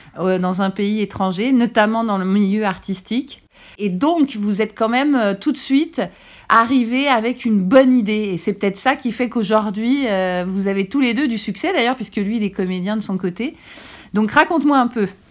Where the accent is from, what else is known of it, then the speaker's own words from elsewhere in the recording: France; now in Canada; en tant que Français